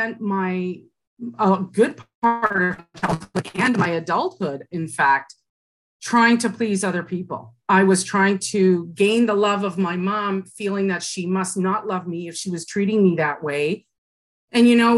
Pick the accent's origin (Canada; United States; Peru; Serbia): Canada; Burlington, Ontario; I grew up in Burlington, Ontario, and I'm adopted